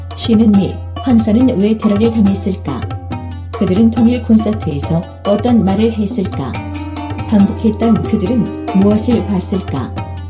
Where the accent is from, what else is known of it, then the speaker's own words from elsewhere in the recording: Gyeongsang, South Korea; accent: Gyeongsang style; 네, 경상도 스타일이다 보니까